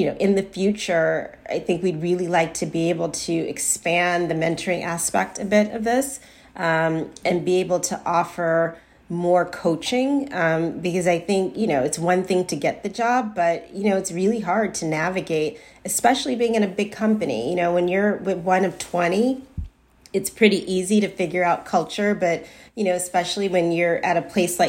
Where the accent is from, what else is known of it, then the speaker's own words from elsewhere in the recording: Chicago, Illinois, United States; I grew up on the South Side of Chicago